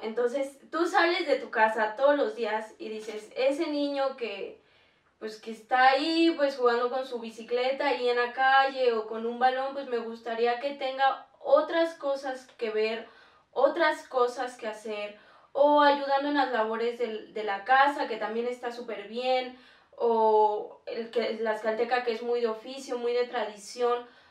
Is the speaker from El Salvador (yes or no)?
no; Tlaxcala, Mexico; somos de Tlaxcala